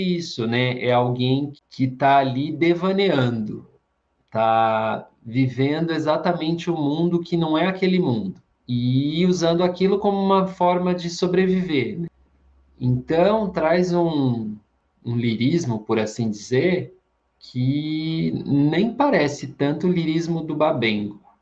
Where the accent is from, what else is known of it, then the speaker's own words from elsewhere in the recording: Brazil; como brasileiro, me identifique tanto